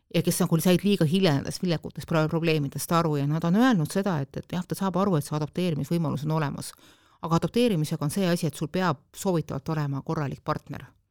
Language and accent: Estonian; Estonia; mina olen pärit sellest ühiskonnast, kus laps ikkagi sündis ainult emale